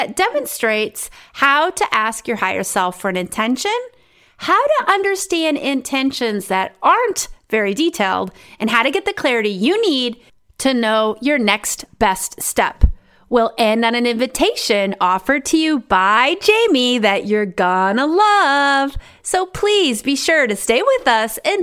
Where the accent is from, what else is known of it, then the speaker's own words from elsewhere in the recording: South Dakota, United States; now in The Hague, Netherlands; I grew up in South Dakota where the next town over was like 30 miles away